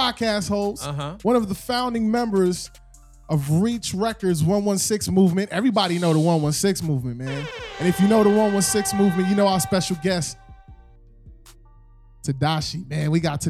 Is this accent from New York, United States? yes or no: yes; New York, United States; I'm from New York